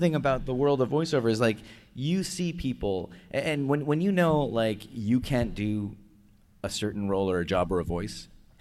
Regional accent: Canada; now in United States; I'm Canadian

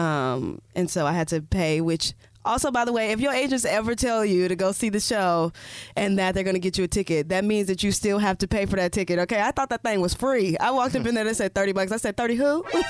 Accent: Indiana, United States; moved away; We come from Indiana

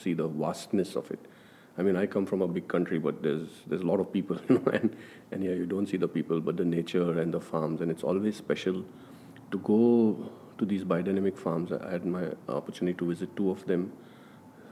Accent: India; I'm from India, from a Hindu background

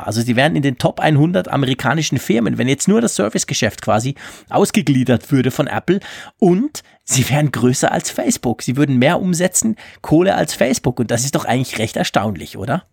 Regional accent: Switzerland; bei uns in der Schweiz

